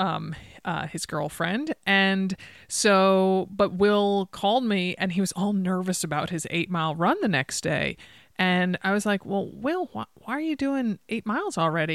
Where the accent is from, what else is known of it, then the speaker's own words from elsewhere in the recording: East Coast, United States; now in Oregon, United States; I grew up on the East Coast. I live here in Oregon